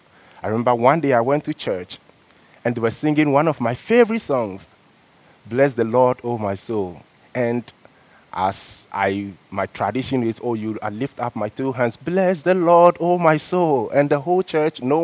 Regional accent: Ghana; moved away as an adult; also born or lived in China; now in Canada; Growing up in Ghana, I have a style of church which I used to religiously

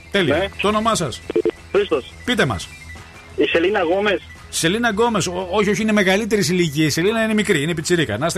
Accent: Veria, Central Macedonia, Greece; also born or lived in Derby, England; Είμαστε από, από, από Βέρεια.

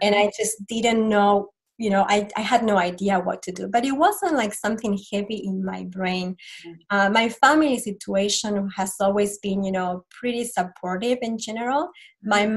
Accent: Argentina; moved away; I am from Argentina originally and um, I grew up in a Catholic family

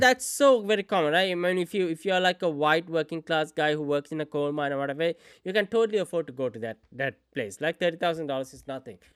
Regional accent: Sri Lanka; moved away; I grew up in Sri Lanka, so I didn't know much about the Western culture

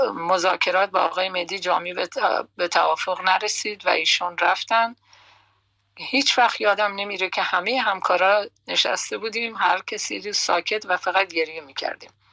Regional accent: Bakhtiari, Iran; first language Persian; moved away as an adult; also born or lived in Tehran, Iran / Karaj, Iran; now in Netherlands; من بیشتر شاید تای دلم یا تای اون فکرم لوری صحبت میکنم چون ما بختیاری هستیم و زبان لوری صحبت میکنیم

